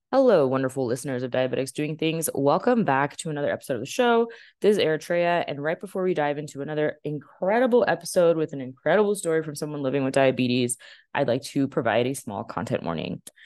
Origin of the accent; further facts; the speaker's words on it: Dallas, Texas, United States; I was born in Parkland. My dad always says fifth floor of the baby factory